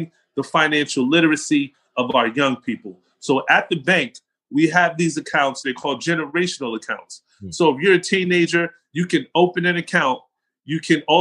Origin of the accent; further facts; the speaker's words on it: Englewood, New Jersey, United States; accent: New York, New Jersey; moved away as an adult; also born or lived in Atlanta / Aurora, Colorado; the city that I grew up in was Englewood